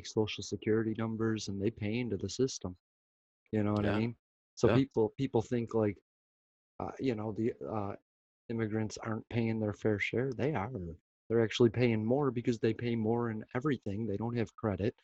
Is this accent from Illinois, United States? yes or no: yes; Chicago, Illinois, United States; my hometown Chicago